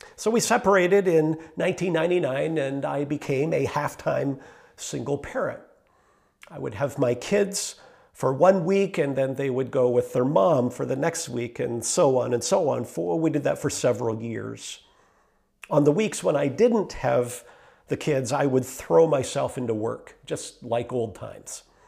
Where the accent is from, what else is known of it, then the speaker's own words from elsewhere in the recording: Meaford, Ontario, Canada; also born or lived in Mount Forest; I was born in Meaford and, uh, raised there